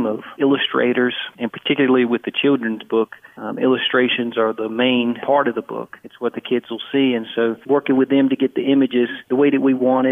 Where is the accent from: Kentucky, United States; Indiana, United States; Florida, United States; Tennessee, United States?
Tennessee, United States; I grew up in Tennessee